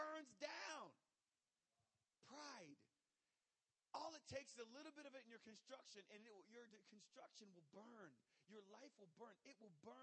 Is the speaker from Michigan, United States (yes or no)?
yes; Michigan, United States; now in Jacksonville, United States; I grew up in Michigan